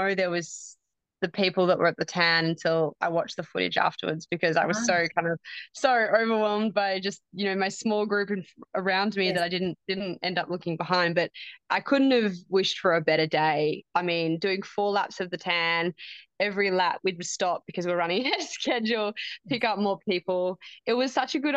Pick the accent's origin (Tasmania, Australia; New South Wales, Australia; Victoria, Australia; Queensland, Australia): Victoria, Australia; Warburton to Lilydale; the run from Warburton to Lilydale, because that was my hometown run. That's the trail that I grew up running every Sunday